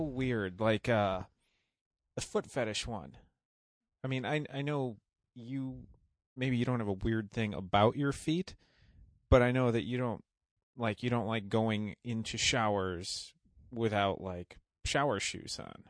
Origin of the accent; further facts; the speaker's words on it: just outside Chicago, Illinois, United States; I grew up just outside Chicago